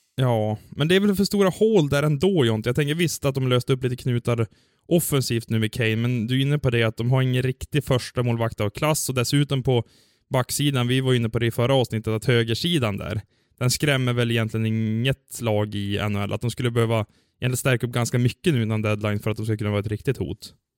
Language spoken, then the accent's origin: Swedish; Sweden; som svensk